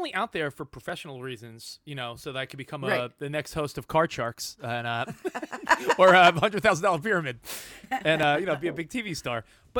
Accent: New York, United States; also born or lived in Los Angeles; now in Texas, United States; I'm from New York originally.

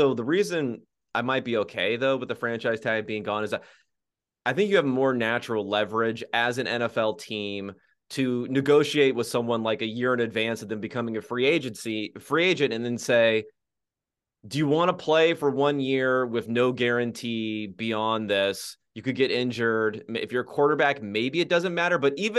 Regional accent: Southern California, United States; I'm from Southern California, everyone.

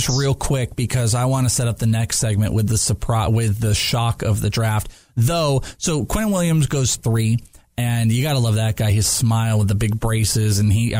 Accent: Wales, United Kingdom; I'm Welsh.

